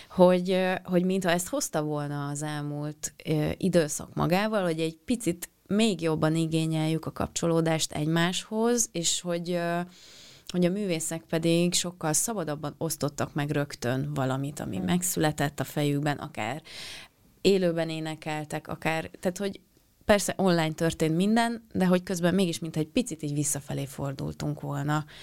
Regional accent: Penyige, Szabolcs-Szatmár-Bereg, Hungary; az én falum, a szülőfalum Penyige

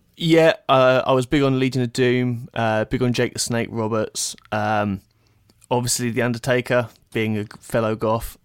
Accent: Bedfordshire, East of England, United Kingdom; moved away as an adult; now in Detroit, United States; I grew up in Bedfordshire, England, very small, very small town. Um, I've now since moved to Detroit, Michigan.

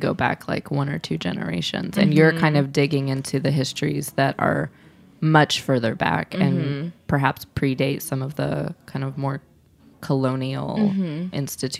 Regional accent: Midwest, United States; I felt this way as a Midwesterner. I mean, I'm white, but like I grew up eating a lot of meat and potatoes

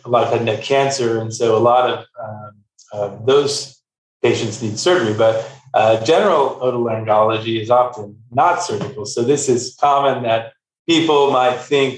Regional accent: Texas, United States; I'm from Texas originally

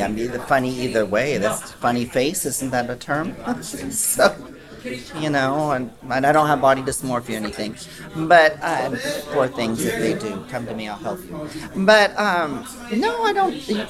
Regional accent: Texas, United States; also born or lived in Mexico; Originally, I'm from Texas and Mexico.

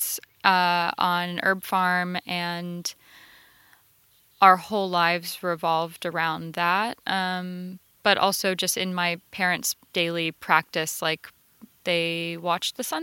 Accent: rural north central Florida, United States; now in Los Angeles, United States; In rural north central Florida

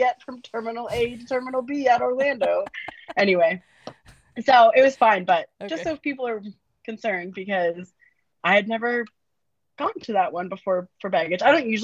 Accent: Canada; I'm Canadian

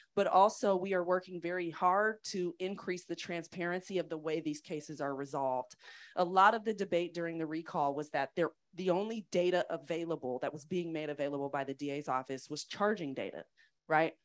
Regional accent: East Bay, San Francisco Bay Area, California, United States; moved away as an adult; also born or lived in Chicago / Atlanta; now in San Francisco, United States; I grew up being very proud of being from the Bay Area. I'm from the East Bay.

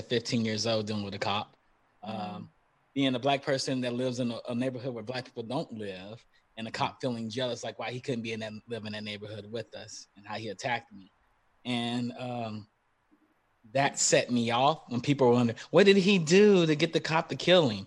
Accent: Kentucky, United States; my home state of Kentucky

